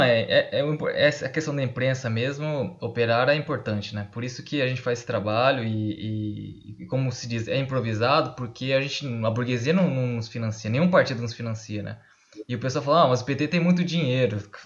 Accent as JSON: {"language": "Portuguese", "town": "Fernandópolis", "region": "São Paulo", "country": "Brazil", "said": "sou de Fernandópolis"}